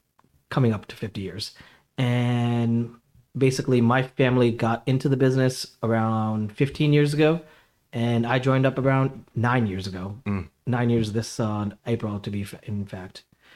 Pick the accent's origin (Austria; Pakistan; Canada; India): India; So basically, I mean, I'm Indian, so spices are literally everything.